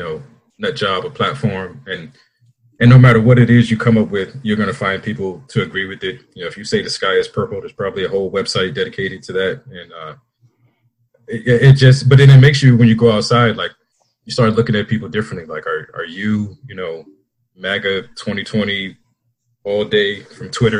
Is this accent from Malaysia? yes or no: no; Washington, District of Columbia, United States; moved away as an adult; now in Austin, United States; I'm originally from Washington, D.C.